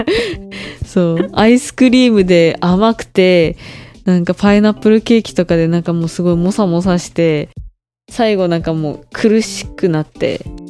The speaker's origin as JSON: {"language": "Japanese", "region": "Hokkaido", "country": "Japan", "moved": "as an adult", "lives_now": "Taiwan", "said": "北海道から来ました"}